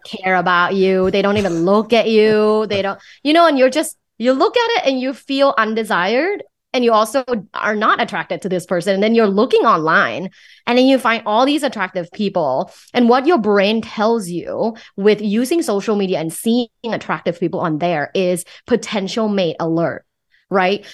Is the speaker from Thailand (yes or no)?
yes; Thailand; English is a second language; moved away; Thai. So, I'm originally from Thailand. I moved here for school